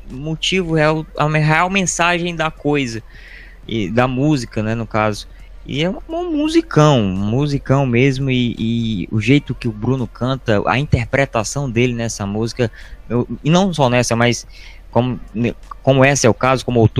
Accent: Northeast Region, Brazil; a gente é nordestino, tem um pouco de cordel, a gente se sente um pouco representado nisso, é, que é uma arte nossa aqui, o, o cordel

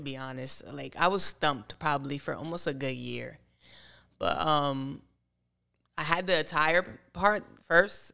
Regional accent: Bethlehem, Pennsylvania, United States; I grew up in Bethlehem

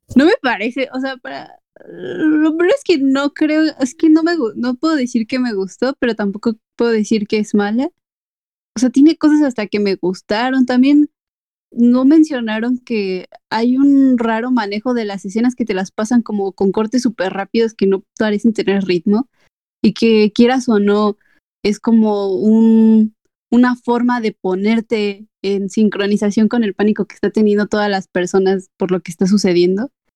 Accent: Mexico; Como buen mexicano

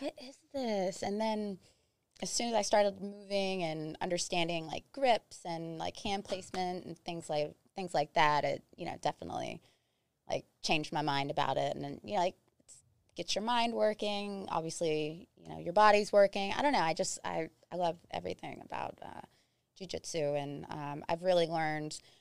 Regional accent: West Virginia, United States; moved away; also born or lived in South Carolina; I'm from West Virginia

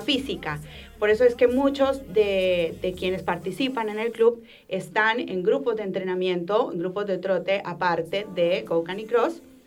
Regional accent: Colombia; moved away as an adult; now in Rosario, Argentina; Yo soy colombiana, pero llevo más de 12 años viviendo acá

